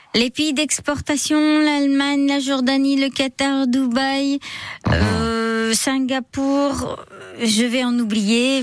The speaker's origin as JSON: {"language": "French", "area": "Vendée", "region": "Pays de la Loire", "country": "France", "moved": "yes", "said": "je suis de Vendée"}